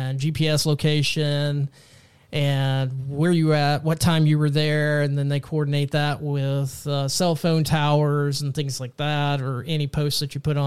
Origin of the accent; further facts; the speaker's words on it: Texas, United States; my home state of Texas